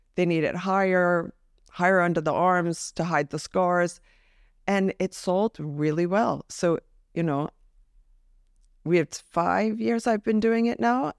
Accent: New Jersey, United States; I'm from New Jersey

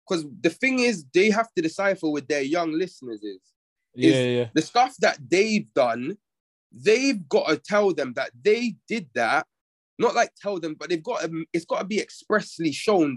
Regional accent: London, United Kingdom; Growing up in Northwest

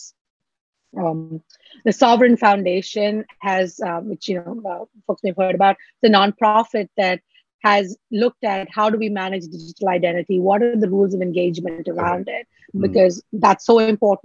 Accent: Mumbai, Maharashtra, India; moved away as an adult; also born or lived in Kerala, India; now in New York City, United States; from Kerala, I grew up in Mumbai. I'm here in New York City raising my family

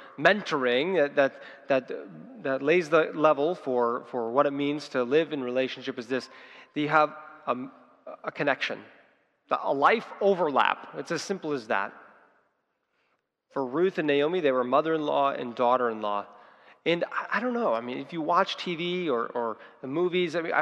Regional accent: United States; we as Christians and as Americans

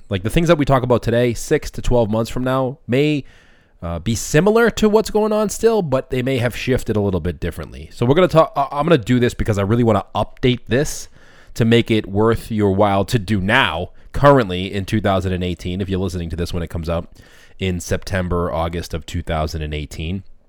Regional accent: Boston, Massachusetts, United States; I'm from Boston, so I talk a little quick.

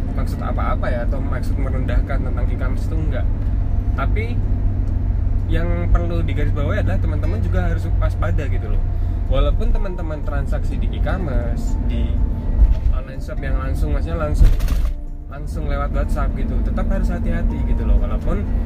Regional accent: Yogyakarta, Special Region of Yogyakarta, Indonesia; accent: medok (Javanese); aku asli Jawa Jawa ya asli jadi asli Jogja

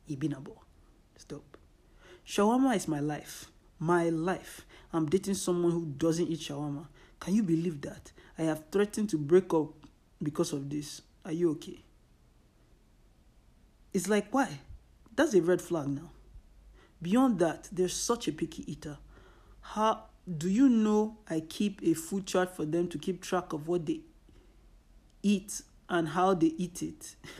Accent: Nigeria; But I'm Nigerian, Yoruba, It is inconceivable to assume I can survive long without pepper or Nigerian food.

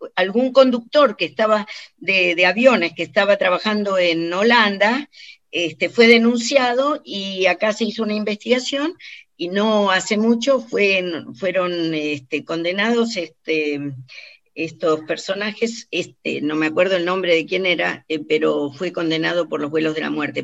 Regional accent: Argentina; moved away as an adult; cuando yo me fui de Argentina, que era joven

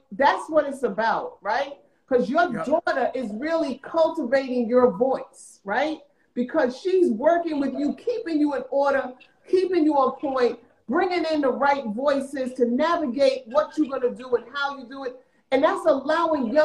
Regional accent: New York City, New York, United States; I'm from South Jamaica, Queens

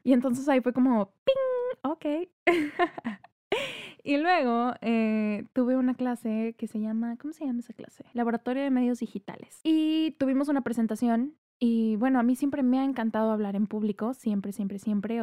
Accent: Tampico, Tamaulipas, Mexico; moved away as an adult; also born or lived in Querétaro; now in Monterrey, Mexico; Yo nací en la ciudad de Monterrey. Mi familia materna es de, de acá de Monterrey. Sin embargo, yo crecí en Tampico, Tamaulipas

